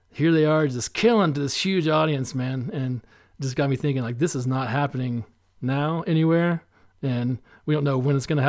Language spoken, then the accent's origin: English; Asheville, North Carolina, United States; also born or lived in Boone; I'm from Asheville. Yeah, I grew up here